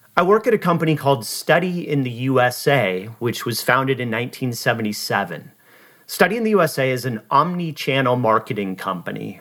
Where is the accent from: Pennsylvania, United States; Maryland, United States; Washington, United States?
Washington, United States; Seattle; moved away as an adult; also born or lived in Los Angeles, California / Boise, Idaho / Maui, Hawaii / San Diego, California; I was born and raised in Seattle